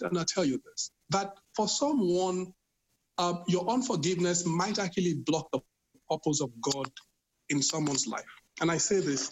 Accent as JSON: {"language": "English", "town": "Benin City", "region": "Edo", "country": "Nigeria", "tie": "born or raised there", "moved": "yes", "said": "I'm from Benin. I'm really from Benin"}